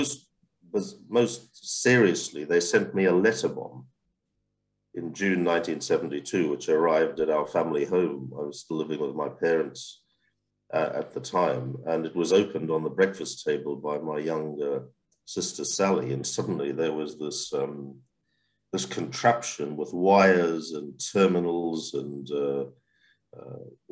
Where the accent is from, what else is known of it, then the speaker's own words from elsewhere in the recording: South Africa; also born or lived in London; now in United Kingdom; South African exiles from the struggle, including my family